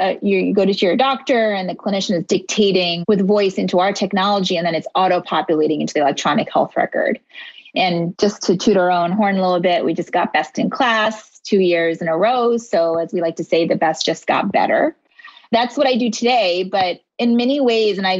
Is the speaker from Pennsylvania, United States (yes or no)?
yes; Philadelphia, Pennsylvania, United States; also born or lived in India; I was actually born in India, but I grew up in Philadelphia